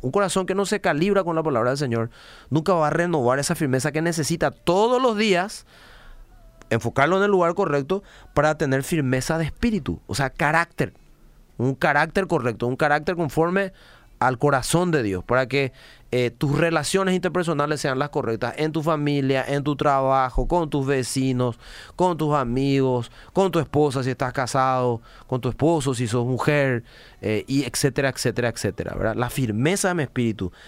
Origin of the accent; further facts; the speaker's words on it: Paraguay; como paraguayos